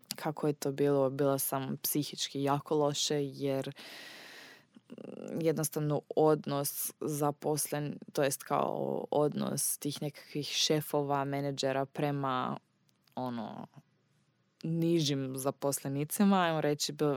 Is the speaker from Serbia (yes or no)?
no; Austria; Croatian is a second language; moved away as an adult; also born or lived in Graz, Austria; now in Zagreb, Croatia; rođena sam u Austriji. Moja mama je Austrijanka i moj tata je Austrijanac i baka i deda, oni su svi Austrijanci. Dakle, ja sam baš Austrijanka, nisam Hrvatica rođena negdje u inozemstvu.